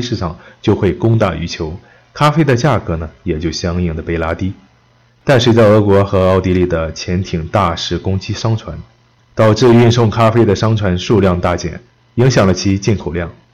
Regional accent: China; 我们中国人喜欢喝茶

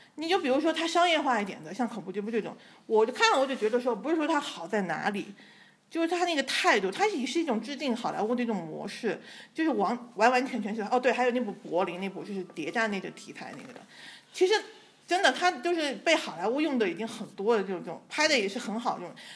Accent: China; 我们从小都是内地长大

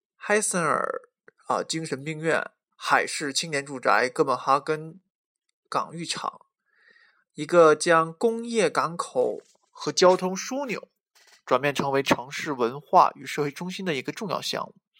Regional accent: China; 我们中国人

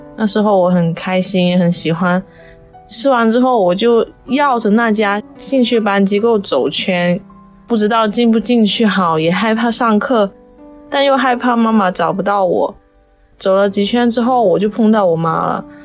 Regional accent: Macau; 十八岁，我来自澳门，现在是一名大一的学生

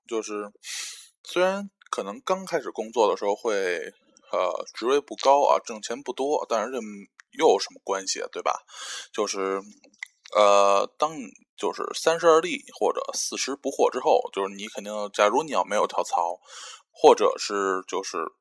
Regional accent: China; 作为一个中国人

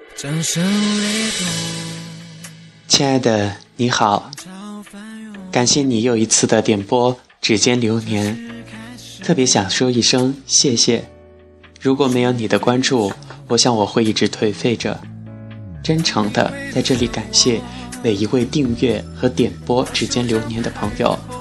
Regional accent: Chongqing, China; also born or lived in Wuhan; 我是重庆人，家就住在长江边的山坡上

